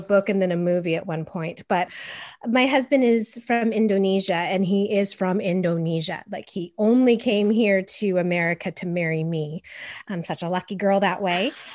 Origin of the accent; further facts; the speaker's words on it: Los Angeles, California, United States; I was raised in a Caucasian Swiss German household in California, in L A of all places